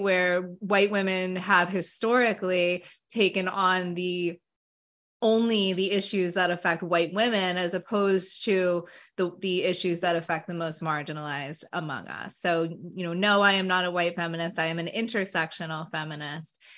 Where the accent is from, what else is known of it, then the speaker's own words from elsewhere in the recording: Hempstead, New York, United States; moved away as an adult; now in South Jersey, United States; I'm originally from Hempstead, New York, which is on Long Island, about 10 miles from the Queens border. Um, born and raised there until I was 18, and I moved to uh, South Jersey, where I currently reside.